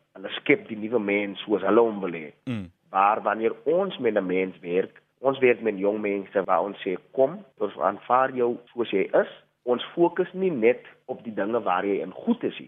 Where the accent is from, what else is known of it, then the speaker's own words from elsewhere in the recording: Macassar, Western Cape, South Africa; moved away; Ek is van Makassar. Woon nie meer daar nie, maar familie is nog daar gematrikuleer in die jaar 2010